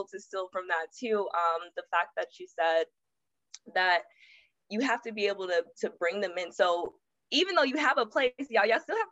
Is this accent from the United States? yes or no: yes; Los Angeles, California, United States; moved away as an adult; also born or lived in Atlanta; I'm born and raised Los Angeles and I moved to Atlanta after college